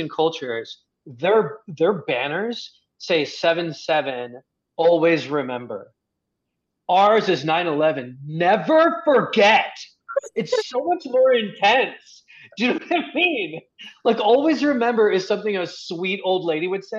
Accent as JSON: {"language": "English", "country": "Egypt", "also_born_or_lived": "United States", "moved": "yes", "said": "being an Egyptian in America"}